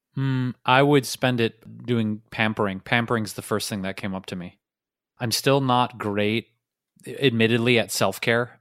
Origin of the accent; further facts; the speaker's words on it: Detroit, Michigan, United States; moved away; where I grew up in Detroit